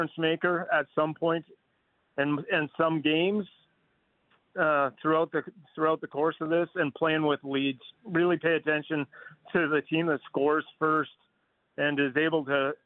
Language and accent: English; Fernie, British Columbia, Canada; moved away; I grew up in Fernie, British Columbia, just across the border